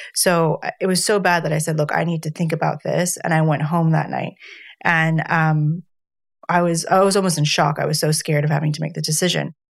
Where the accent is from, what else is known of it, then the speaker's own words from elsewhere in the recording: United States; moved away; being an American